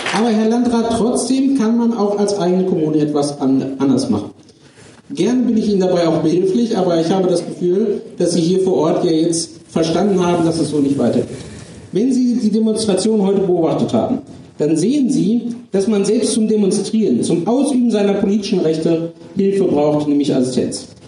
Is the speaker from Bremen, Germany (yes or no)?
no; Lower Saxony, Germany; ich komme aus Niedersachsen, bin dort stellvertretender Fraktionsvorsitzender